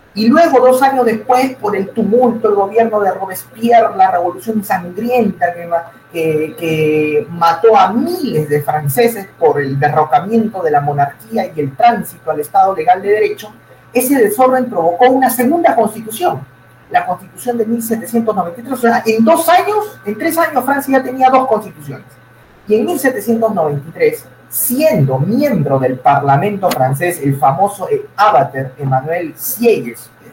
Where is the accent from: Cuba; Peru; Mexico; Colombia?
Peru; nosotros, los peruanos